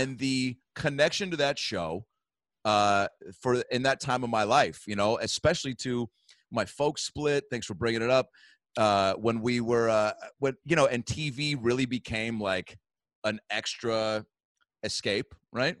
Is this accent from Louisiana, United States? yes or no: no; Seattle, Washington, United States; moved away as an adult; also born or lived in Los Angeles; I'm from Seattle, Washington